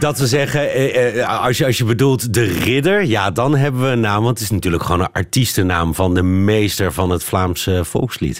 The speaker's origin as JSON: {"language": "Dutch", "country": "Netherlands", "moved": "as an adult", "lives_now": "Brussels, Belgium", "said": "wij Nederlanders"}